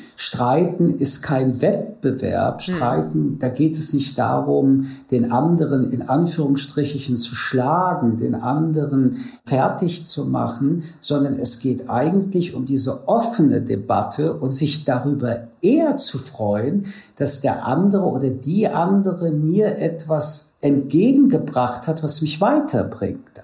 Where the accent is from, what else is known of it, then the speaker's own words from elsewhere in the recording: France; now in Germany; ich komme aus Frankreich